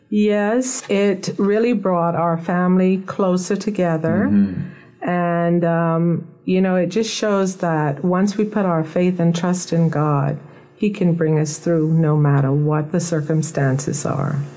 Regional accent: Nassau, New Providence, Bahamas; I was born in Nassau, Bahamas, and I was raised here from birth

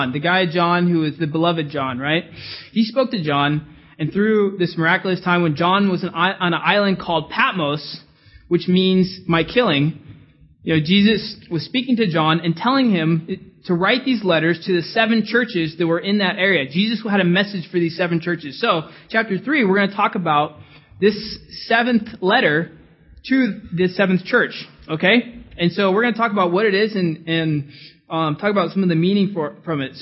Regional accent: California, United States; moved away; I'm from California.

